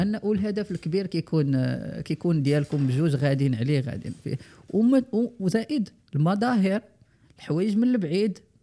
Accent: Morocco; also born or lived in United States; حنا كمغاربه وكبرنا فيهم

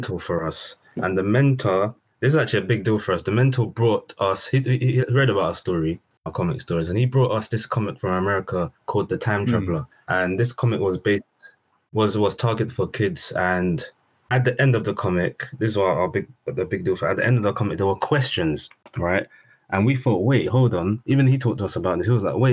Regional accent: London, United Kingdom; where we grew up in South London

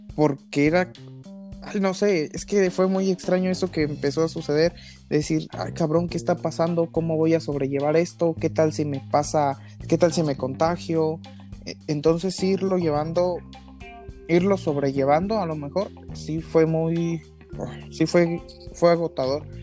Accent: Mexico; los mexicanos dijimos

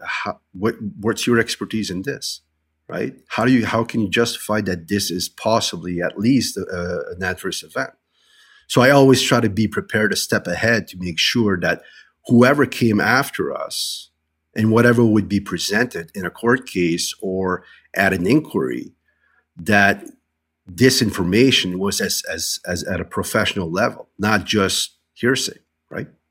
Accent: New Brunswick, Canada; I'm originally from New Brunswick

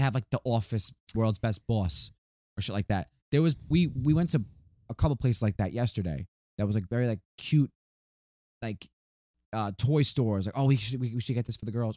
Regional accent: New York, United States; moved away; we're from New York

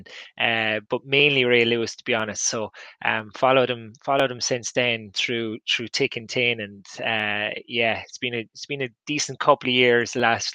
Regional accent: Ireland; you're an Irish NFL fan

